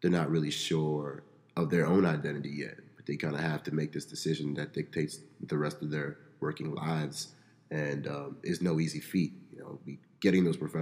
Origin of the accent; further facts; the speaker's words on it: Baltimore, Maryland, United States; I hail from Baltimore, Maryland, a Nigerian American, Igbo to be specific.